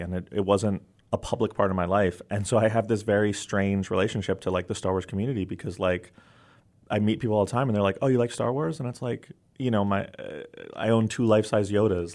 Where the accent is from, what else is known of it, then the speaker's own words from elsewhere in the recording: New York City, New York, United States; my block where I grew up in New York City